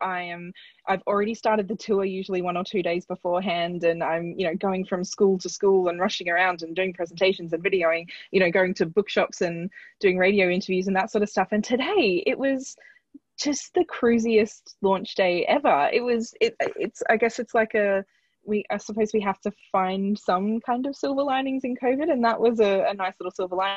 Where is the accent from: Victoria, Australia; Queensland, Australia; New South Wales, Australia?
Queensland, Australia; Sunshine Coast; moved away as an adult; also born or lived in London; I'm from the Sunshine Coast in Queensland, which is really lovely place